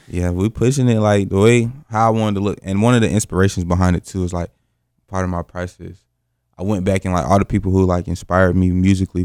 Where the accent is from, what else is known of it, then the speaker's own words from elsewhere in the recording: Greensboro, North Carolina, United States; from Greensboro, North Carolina, born and raised